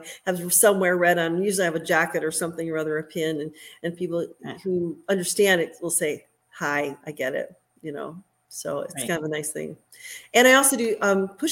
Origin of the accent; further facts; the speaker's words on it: Oak Brook, Illinois, United States; moved away; also born or lived in Green Bay, Wisconsin; my hometown of Oak Brook